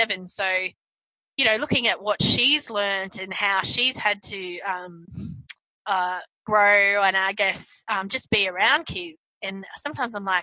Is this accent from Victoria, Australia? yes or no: no; Brisbane, Queensland, Australia; I grew up in Brisbane, mm-hmm. Australia